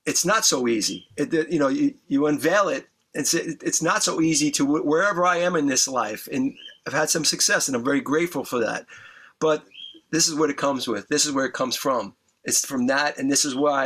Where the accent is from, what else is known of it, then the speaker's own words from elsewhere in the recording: New York, United States; I grew up in New York